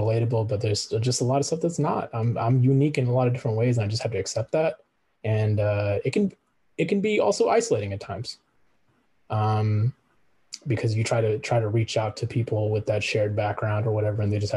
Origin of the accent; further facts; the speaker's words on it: United States; accent: American; speak Punjabi with an American accent? So what if I live in a country that doesn't always respect my ethnic background? I'm still American